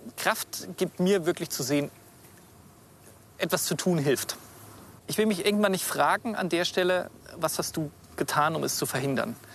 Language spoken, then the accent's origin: German; Themar, Thuringia, Germany; born or raised there